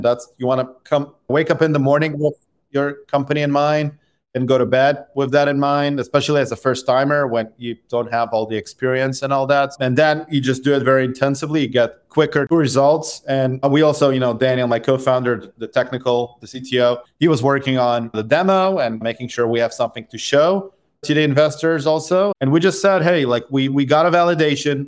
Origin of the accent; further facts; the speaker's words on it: Israel; I grew up in Israel